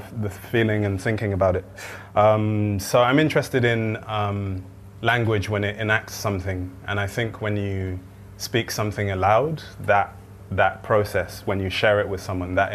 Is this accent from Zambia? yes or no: yes; Zambia; where I was born in Zambia